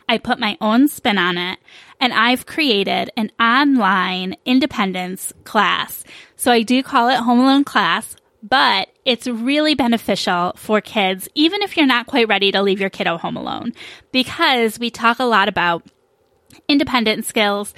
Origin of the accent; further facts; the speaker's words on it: New York, United States; now in Phoenix, United States; I'm also from New York